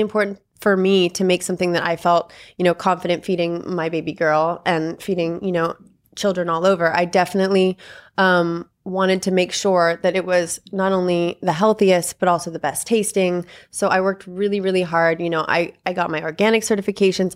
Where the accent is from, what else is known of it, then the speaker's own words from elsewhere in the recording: Malibu, California, United States; I grew up in Malibu. I went to Malibu High